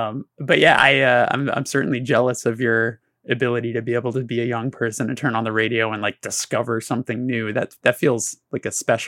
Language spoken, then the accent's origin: English; Burbank, California, United States; the station was actually in the city that I grew up in Burbank